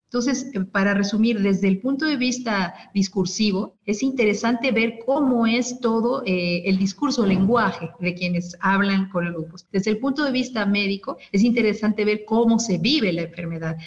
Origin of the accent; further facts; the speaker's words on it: Mexico City, Mexico; now in Puebla, Mexico; yo estoy saludando desde Puebla, viví mucho tiempo y nací en la Ciudad de México